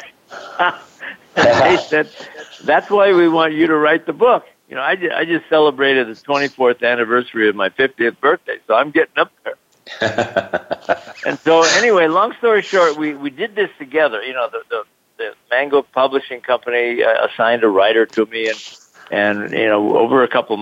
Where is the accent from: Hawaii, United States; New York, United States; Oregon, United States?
Hawaii, United States; Honolulu; moved away as an adult; also born or lived in Salt Lake City, Utah; I grew up in Honolulu, Hawaii, spent my first 18 years there